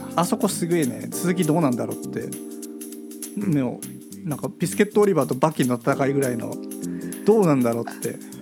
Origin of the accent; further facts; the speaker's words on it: Gunma, Japan; 僕は群馬だった